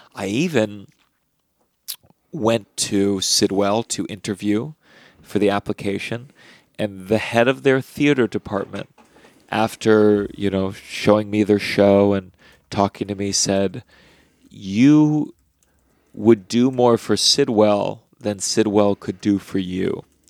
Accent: Potomac, Maryland, United States; I grew up in Potomac, Maryland

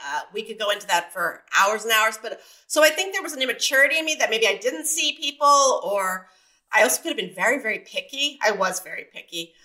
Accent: San Diego, California, United States; also born or lived in Mesa, Arizona; I grew up in Point Loma, uh, just right down the road from the military base

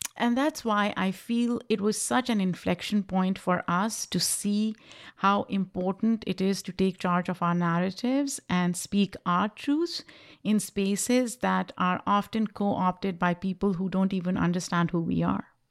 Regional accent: Pakistan; English is a second language; moved away as an adult; now in United States; I grew up in Pakistan, which was a British colony before it got independence in nineteen forty-seven.

